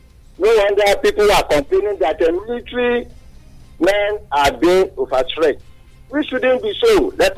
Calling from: Obada, Ogun State, Nigeria; calling from Obada.

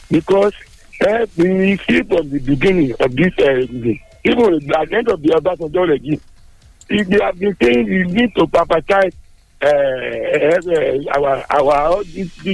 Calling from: Abeokuta, Ogun State, Nigeria; I'm calling from the People's Parliament here in Abeokuta.

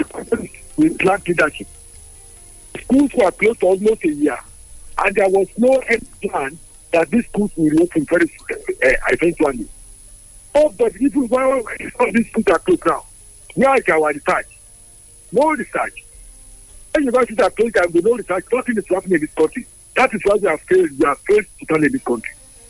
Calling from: Dakar, Senegal; I'm calling from Dakar.

